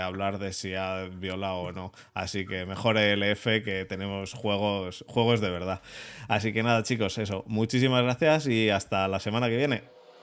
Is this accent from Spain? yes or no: yes; Madrid, Community of Madrid, Spain; yo también soy de Madrid